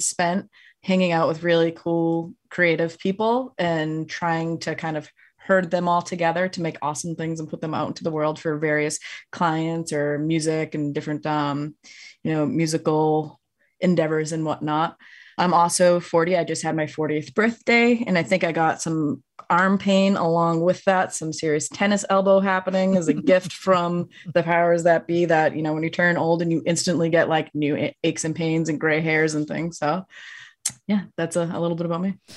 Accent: Massachusetts, United States; moved away; I'm originally from Massachusetts.

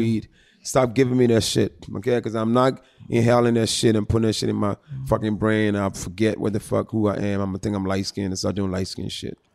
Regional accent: Philadelphia, Pennsylvania, United States; I was raised in Philadelphia.

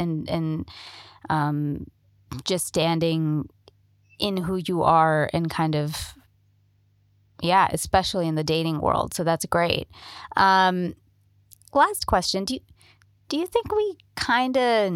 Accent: India; moved away as an adult; also born or lived in Toronto, Canada / New York, United States; now in Los Angeles, United States; I'm Indian

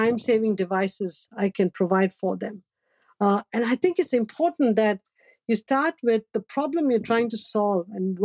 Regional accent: Chennai, Tamil Nadu, India; moved away; when we were growing up in Madras

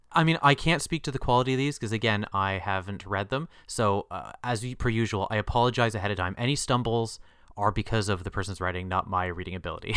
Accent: Canada; our country's populated

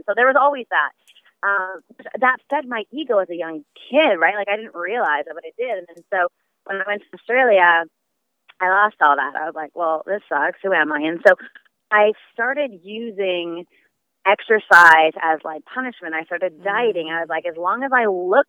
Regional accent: Vancouver, British Columbia, Canada; moved away as an adult; I'm originally from Vancouver, Canada

